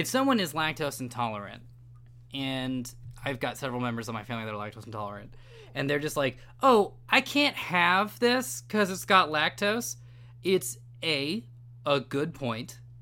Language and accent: English; California, United States; my home state